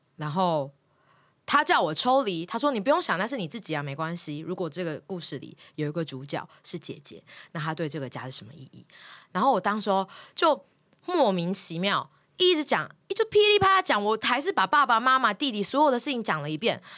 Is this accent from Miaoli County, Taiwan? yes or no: yes; Miaoli County, Taiwan; moved away; also born or lived in Taipei; 然后我很早就离开家到台北念书了，我是苗栗人